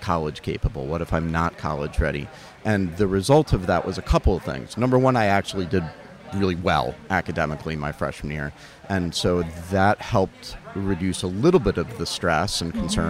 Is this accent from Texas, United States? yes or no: no; Charlotte, North Carolina, United States; I grew up in Charlotte, North Carolina